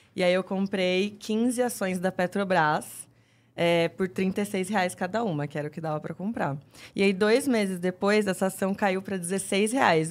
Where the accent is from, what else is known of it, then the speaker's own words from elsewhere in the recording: São Roque, São Paulo, Brazil; moved away; also born or lived in Jundiaí / Campinas; Eu é, sou de São Roque, que é interior de São Paulo